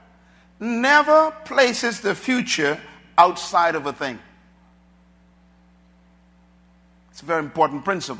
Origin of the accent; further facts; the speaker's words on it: Bahamas; when I was growing up in the Bahamas here